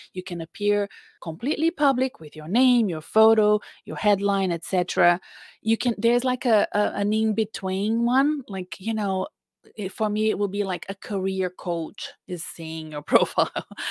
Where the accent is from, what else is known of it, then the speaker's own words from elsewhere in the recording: Brazil; English is a second language; now in Australia; my home country of Brazil. You know, I live in Australia, but I'm Brazilian. You can tell I have an accent